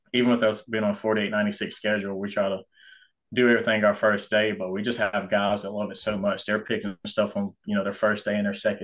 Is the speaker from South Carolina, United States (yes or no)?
yes; Anderson, South Carolina, United States; also born or lived in Georgia; I was born in Georgia, stayed there for maybe a year or two after I was born, but then moved, you know, to South Carolina